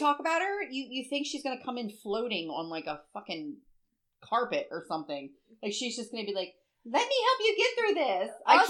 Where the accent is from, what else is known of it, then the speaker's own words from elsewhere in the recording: Bear, Delaware, United States; because we're from Newcastle. Like, well, not really from Newcastle, but we're around Newcastle.